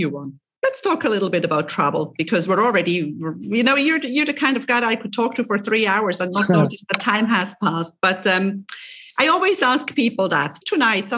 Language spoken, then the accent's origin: English; Switzerland; now in Cyprus; I'm originally from Switzerland and Italy is my neighbor. And when I was living in Switzerland still